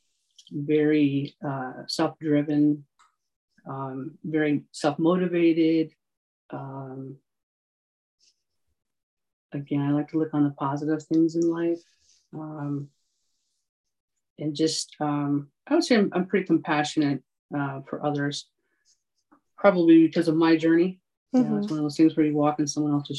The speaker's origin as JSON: {"language": "English", "town": "Lowell", "region": "New York", "country": "United States", "tie": "born or raised there", "also_born_or_lived": "Syracuse, New York", "moved": "as an adult", "lives_now": "Colorado Springs, United States", "said": "Central New York. It's a little town called Lowell, New York"}